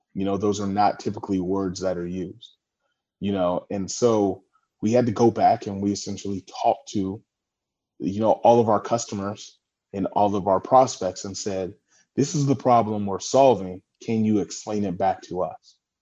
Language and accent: English; California, United States; also born or lived in San Francisco, United States / Washington, D.C., United States / Los Angeles, United States; I'm from California, um, now residing in Redondo Beach, California